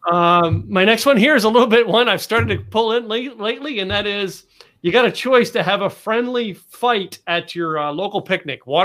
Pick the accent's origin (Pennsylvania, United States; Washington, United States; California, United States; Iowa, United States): Pennsylvania, United States; now in Texas, United States; I moved here. I moved to Texas from Pennsylvania.